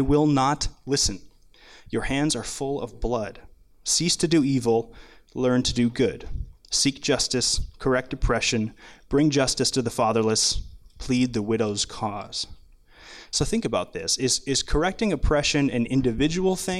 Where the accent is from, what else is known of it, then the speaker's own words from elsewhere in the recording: Minnesota, United States; I grew up in Minnesota